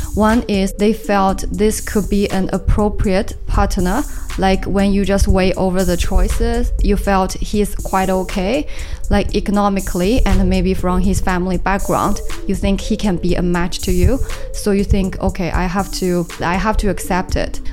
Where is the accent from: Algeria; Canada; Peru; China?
China; Suzhou, Jiangsu; English is a second language; moved away as an adult; also born or lived in Melbourne, Australia; now in Shanghai, China; My hometown is to the south